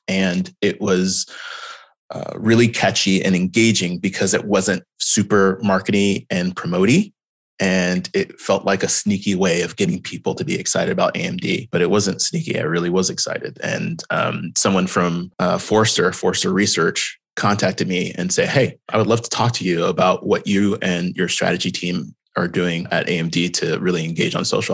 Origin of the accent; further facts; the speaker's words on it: Houston, Texas, United States; moved away as an adult; also born or lived in Austin, Texas; I grew up in Houston, Texas